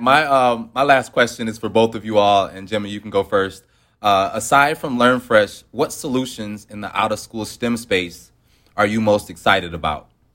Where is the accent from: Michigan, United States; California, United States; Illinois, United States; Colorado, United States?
Michigan, United States; Detroit; I'm from Detroit, Michigan